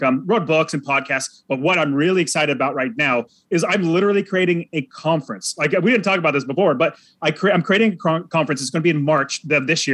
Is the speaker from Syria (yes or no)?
no; Fresno, California, United States; moved away as an adult; now in Phoenix, United States; I grew up in Fresno, California